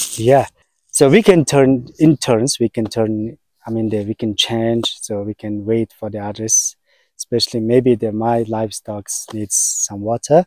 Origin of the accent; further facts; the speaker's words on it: Mongolia; I was born in Mongolia. I'm a Mongolian man.